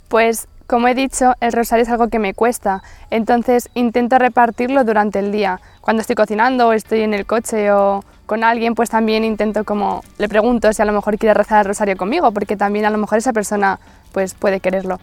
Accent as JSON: {"language": "Spanish", "town": "Madrid", "region": "Community of Madrid", "country": "Spain", "said": "tengo 20 años, estudio Magisterio Infantil y soy de Madrid"}